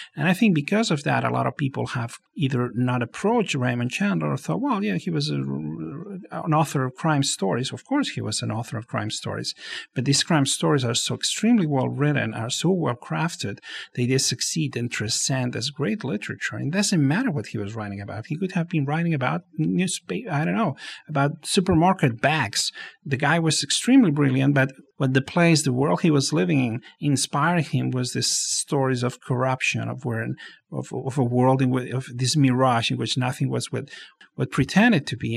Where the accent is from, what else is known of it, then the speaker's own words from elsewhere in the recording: Barcelona, Catalonia, Spain; moved away as an adult; now in Los Angeles, United States; I was born and raised in Barcelona